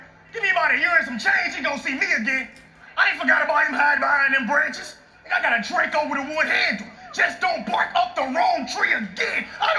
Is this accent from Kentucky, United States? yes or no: no; St. Louis, Missouri, United States; I'm from St. Louis.